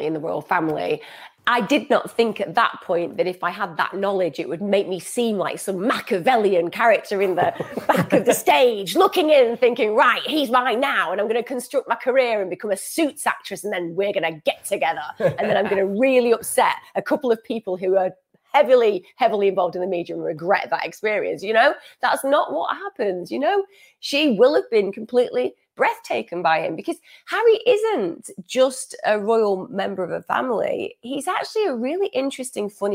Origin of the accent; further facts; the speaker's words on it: United Kingdom; I'm a British person myself.